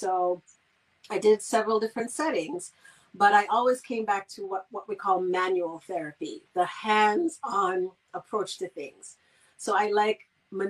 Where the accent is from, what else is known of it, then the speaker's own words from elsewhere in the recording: Saint Kitts, St. Kitts & Nevis; moved away as an adult; I'm from St. Kitts originally, the Federation of St. Kitts and Nevis. I'm not forgetting my Nevisians. And I grew up on the island, and I left at the time when I needed to go to college.